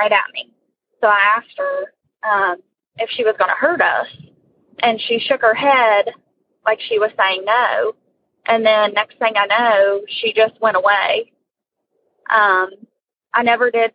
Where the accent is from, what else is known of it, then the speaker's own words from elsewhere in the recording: West Virginia, United States; I'm from West Virginia